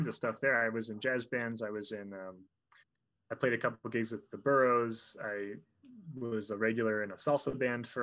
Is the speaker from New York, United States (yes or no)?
no; Fort Collins, Colorado, United States; I'm from Fort Collins, so I used to play at Ace all the time.